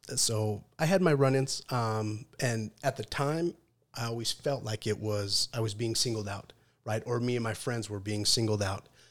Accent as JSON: {"language": "English", "town": "Salt Lake City", "region": "Utah", "country": "United States", "tie": "born or raised there", "said": "I grew up in Salt Lake City"}